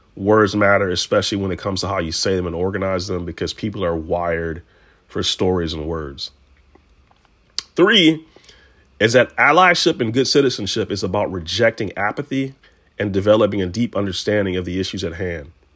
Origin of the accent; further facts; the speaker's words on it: Detroit, Michigan, United States; I'm from Detroit.